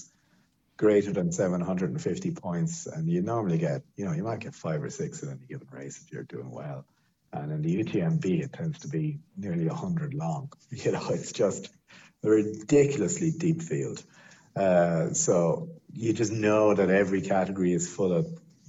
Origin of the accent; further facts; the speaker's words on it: Ireland; being Irish